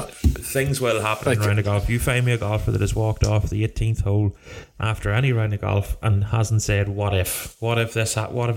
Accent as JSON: {"language": "English", "country": "Ireland", "said": "as Irish people"}